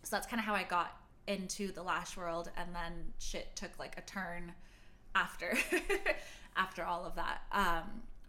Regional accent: Beverly Hills, California, United States; I grew up in Beverly Hills

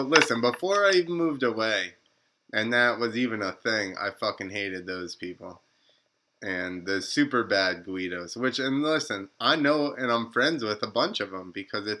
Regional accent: New Jersey, United States; I told them I was from New Jersey.

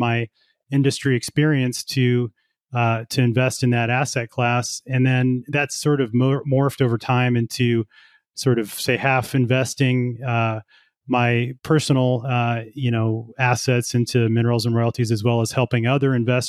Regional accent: Colorado, United States; also born or lived in Houston; I'm from Colorado originally, so is my wife. We have family here, and we wanted to raise kids here

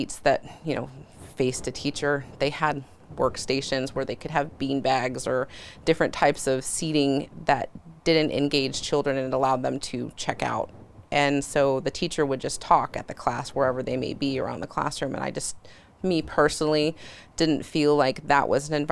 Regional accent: California, United States; moved away as an adult; being born and raised in California and going through the public school system.

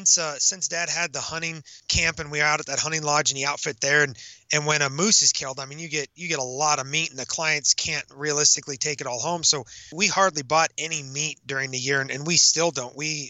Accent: Alaska, United States; now in Montana, United States; Alaska. Born and raised in Alaska.

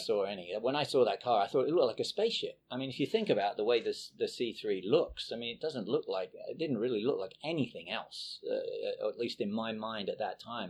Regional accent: England, United Kingdom; moved away as an adult; now in United States; I was basically grew, uh, grew up in England, uh, born and raised in England

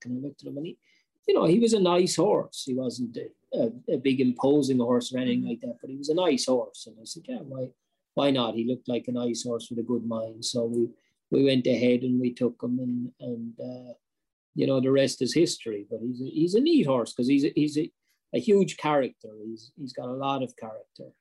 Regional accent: Ireland; moved away; also born or lived in North America; being Irish

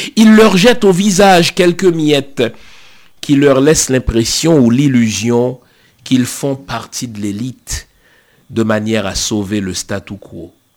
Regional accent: Haiti; Chez nous en Haïti

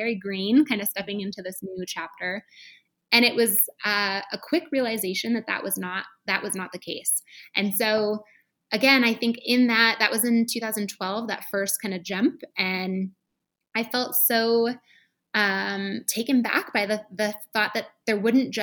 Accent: Michigan, United States; moved away as an adult; also born or lived in Chicago; I went to a Paul Mitchell school in Michigan, where I'm from

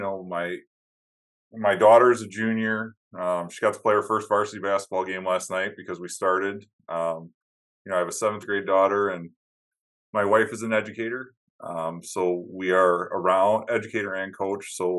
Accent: Upper Peninsula of Michigan, United States; now in Wisconsin, United States; I grew up in Upper Michigan

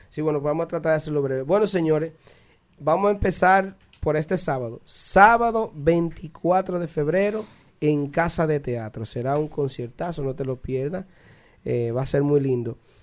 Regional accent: San Cristóbal, Dominican Republic; mi pueblo San Cristóbal

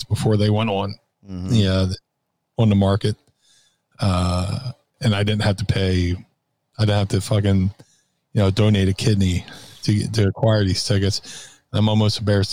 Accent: Philadelphia, Pennsylvania, United States; my hometown

